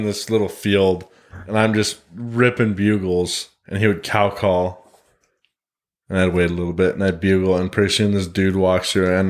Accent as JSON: {"language": "English", "region": "Montana", "country": "United States", "tie": "born or raised there", "said": "Meanwhile, there was four of us, every single one of us born and raised in Montana."}